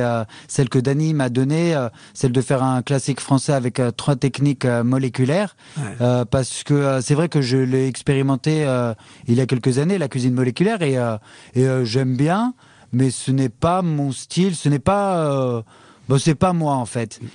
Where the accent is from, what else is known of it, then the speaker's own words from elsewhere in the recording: France; moved away; on est français